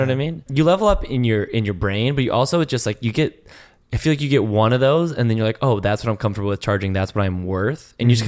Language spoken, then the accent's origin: English; Canada; I'm from the Great White North, okay?